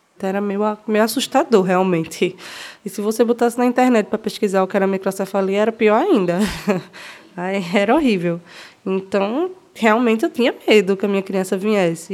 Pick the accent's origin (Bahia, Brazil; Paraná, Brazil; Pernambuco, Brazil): Pernambuco, Brazil; Belo Jardim; moved away as an adult; now in Recife, Brazil; Eu nasci em Belo Jardim. Eu sou de Belo Jardim, é o interior daqui de Pernambuco.